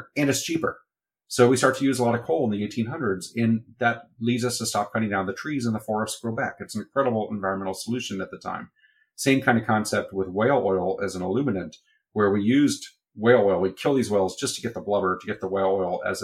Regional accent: Texas, United States; as a Texan

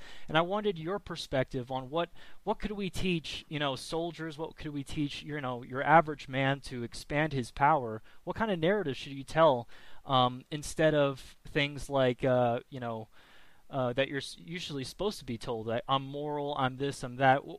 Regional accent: United States; I'm American.

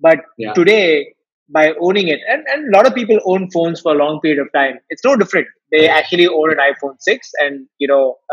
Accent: Chennai, Tamil Nadu, India; I'm from Chennai

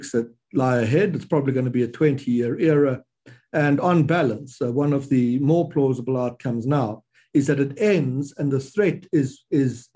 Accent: South Africa; as a South African

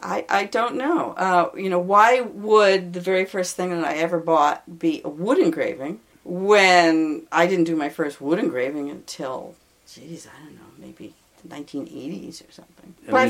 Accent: Philadelphia, Pennsylvania, United States; moved away as an adult; now in Massachusetts, United States; I was from Philadelphia, but I moved up here to Massachusetts

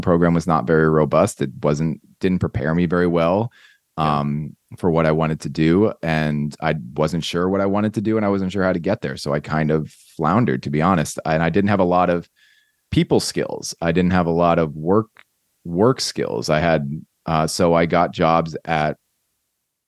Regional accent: Mercer County, New Jersey, United States; moved away as an adult; now in Southern California, United States; I'm from Mercer County.

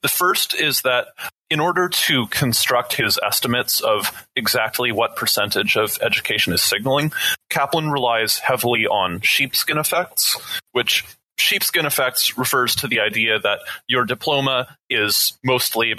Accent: Canada; I'm Canadian

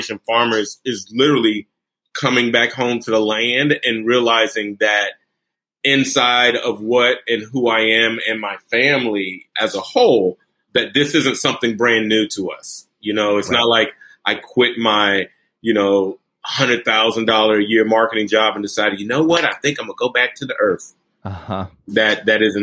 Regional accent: Brunswick, Georgia, United States; also born or lived in Bridgeport, Connecticut; I was born in Bridgeport, Connecticut, but I was raised here in Brunswick, Georgia

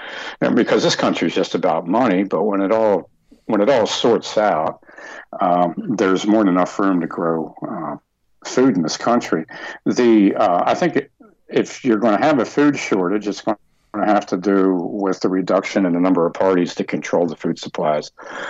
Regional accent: Utah, United States; when I was born in Utah

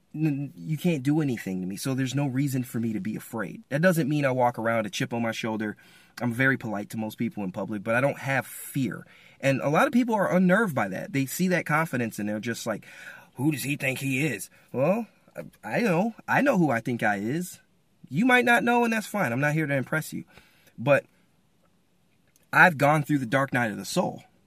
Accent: Michigan, United States; I'm from Michigan

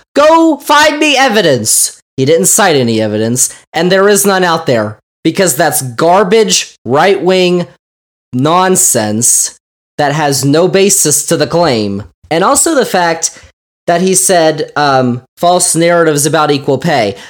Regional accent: United States; we as Americans

